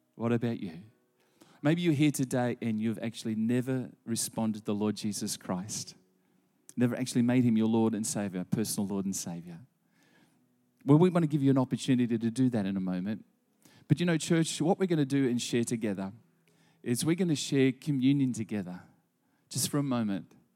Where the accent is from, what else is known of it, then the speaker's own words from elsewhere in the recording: Gympie, Queensland, Australia; also born or lived in Gladstone; as a boy of eleven, and I grew up in Gympie